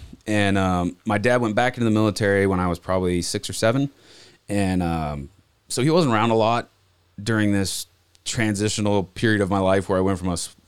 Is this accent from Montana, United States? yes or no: yes; Montana, United States; also born or lived in Okinawa, Japan; So I was born in Japan. We lived there till I was three. Don't remember any of it. And we moved back to Montana when I was 3.5, 4 years old.